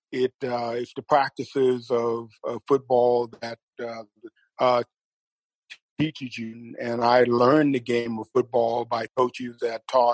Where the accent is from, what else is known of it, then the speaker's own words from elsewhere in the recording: Texas, United States; I'm from Texas